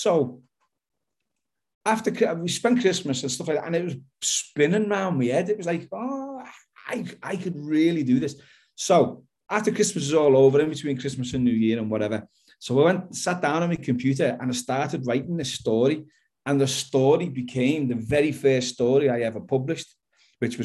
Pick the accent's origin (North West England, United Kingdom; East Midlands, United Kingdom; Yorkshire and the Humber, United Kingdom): North West England, United Kingdom; Liverpool; I'm an author from Liverpool in the UK